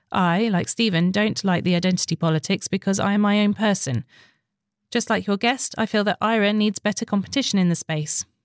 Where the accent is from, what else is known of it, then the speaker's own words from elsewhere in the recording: Northern Ireland, United Kingdom; now in London, United Kingdom; I am a Northern Irish wench who lives in London and really enjoy the chat.